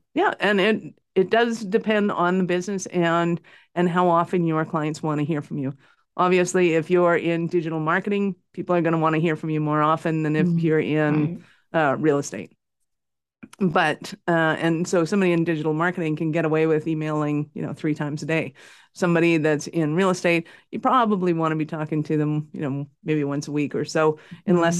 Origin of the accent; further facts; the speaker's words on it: Canada; I'm in Calgary, Canada, North Montana